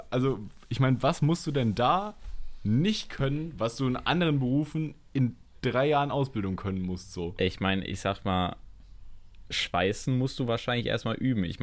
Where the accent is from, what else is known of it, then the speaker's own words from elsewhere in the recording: Halle, Saxony-Anhalt, Germany; Ich bin in Halle geboren.